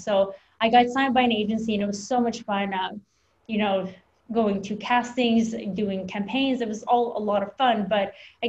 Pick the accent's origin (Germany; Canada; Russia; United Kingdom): Russia; now in United States; I'm an immigrant from Russia, so I moved here and that mentality, you know, you want to do better because your family overcame so many things.